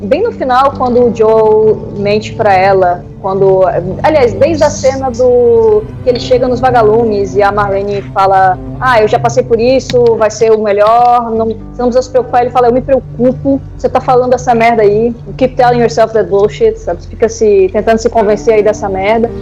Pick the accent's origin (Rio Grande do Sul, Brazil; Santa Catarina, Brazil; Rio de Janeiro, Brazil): Santa Catarina, Brazil; Florianópolis; eu sou de Florianópolis